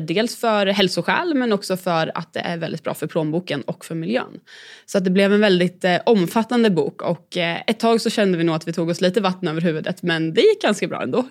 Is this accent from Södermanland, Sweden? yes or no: yes; Katrineholm, Södermanland, Sweden; Jag är född och uppvuxen i eh, Katrineholm